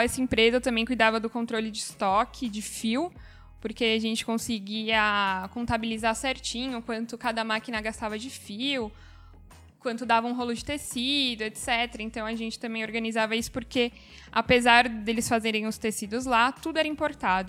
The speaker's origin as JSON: {"language": "Portuguese", "region": "São Paulo", "country": "Brazil", "said": "eu sou de São Paulo"}